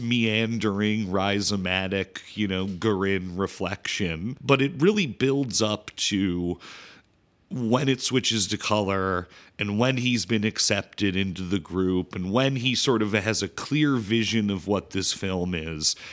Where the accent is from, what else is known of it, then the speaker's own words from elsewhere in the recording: Chicago, Illinois, United States; I'm from Chi-, Chicago, big Polish town